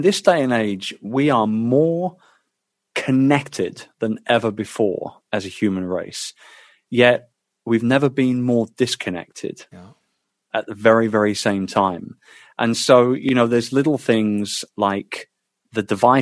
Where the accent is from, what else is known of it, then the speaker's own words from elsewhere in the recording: United Kingdom; as a Brit